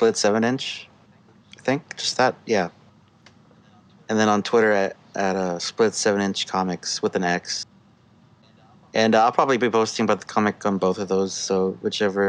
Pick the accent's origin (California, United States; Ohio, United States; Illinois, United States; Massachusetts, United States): California, United States; Southern; growing up in SoCal, being in a punk scene, getting out of high school